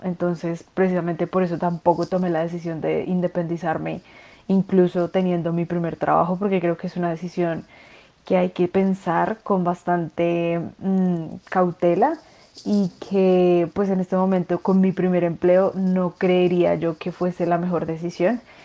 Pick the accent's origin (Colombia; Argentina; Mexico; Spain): Colombia; Bogotá; soy de Bogotá, vivo en Bogotá